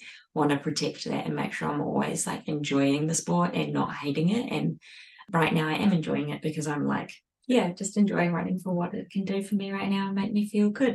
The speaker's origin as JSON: {"language": "English", "country": "New Zealand", "moved": "yes", "lives_now": "Australia", "said": "I'm now a Kiwi Aussie"}